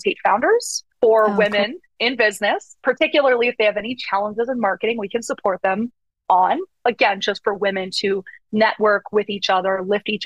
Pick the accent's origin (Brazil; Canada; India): Canada; moved away as an adult; now in United States; I'm from Canada originally